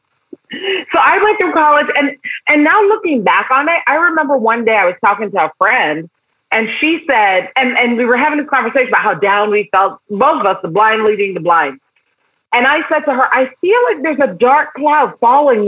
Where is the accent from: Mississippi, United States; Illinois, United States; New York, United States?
New York, United States; New York City; born or raised there; also born or lived in Barbados